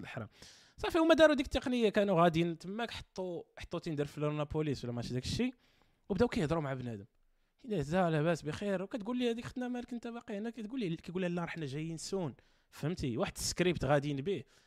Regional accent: Morocco; عندنا في المغرب

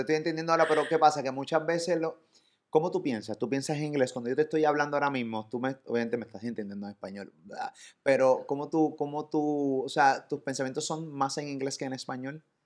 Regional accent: Puerto Rico; de Puerto Rico

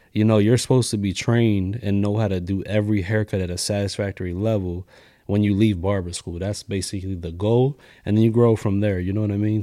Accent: Lancaster, Pennsylvania, United States; also born or lived in New York; I grew up in Lancaster City, went to McCaskey

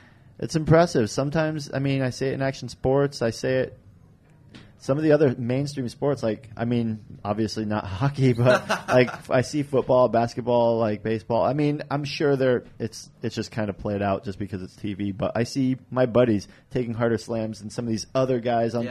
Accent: Boston, Massachusetts, United States; Boston. That's where I'm from. That's my hometown

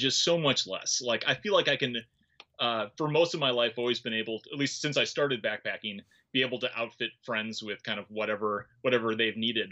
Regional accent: Milwaukee, Wisconsin, United States; moved away; I grew up like right on Lake Michigan

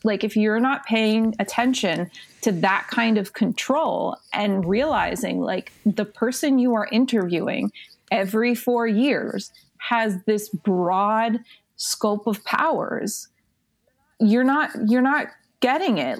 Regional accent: South Florida, United States; moved away as an adult; now in Connecticut, United States; I'm originally from South Florida.

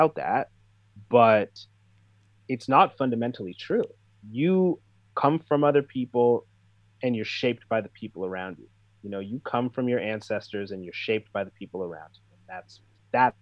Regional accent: Canada; I grew up here and I'm a Canadian and I'm part of Canadian culture

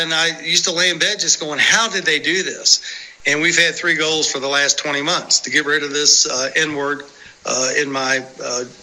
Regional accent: Indiana, United States; when you come from a background like mine, farm town Indiana

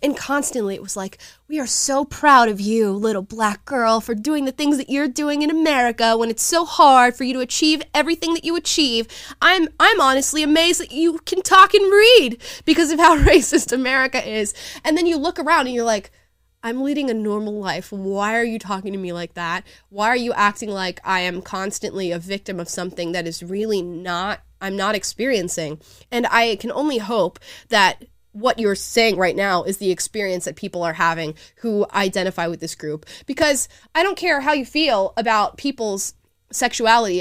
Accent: the South, United States; I'm literally from the South

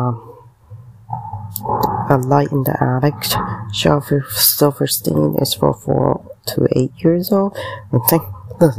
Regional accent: Canada; I'm Canadian

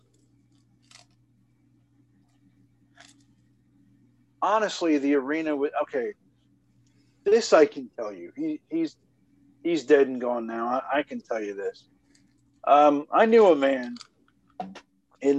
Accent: Atlanta, Georgia, United States; born or raised there

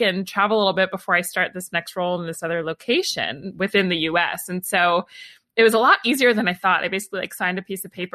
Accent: Atlanta, Georgia, United States; moved away as an adult; also born or lived in New York / Los Angeles; I grew up in Atlanta in the US and was there from the time I was born until I was 18

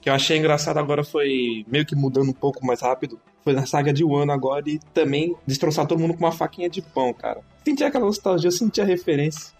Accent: Santos, São Paulo, Brazil; eu sou lá de Santos

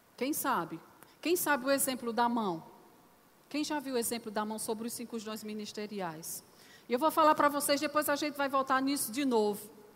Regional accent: Northeast Region, Brazil; eu sou nordestina para os visitantes, né? Então tem algumas palavrinhas que a gente usa que é um pouco diferente.

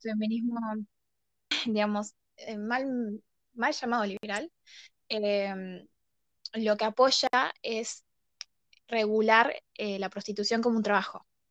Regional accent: Argentina; yo viéndolo desde, Argentina

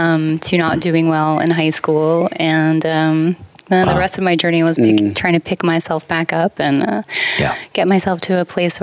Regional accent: Hudson County, New Jersey, United States; But I grew up in New Jersey.

